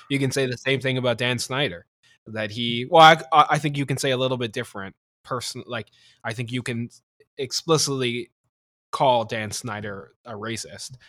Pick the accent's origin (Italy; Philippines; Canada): Canada; as a Canadian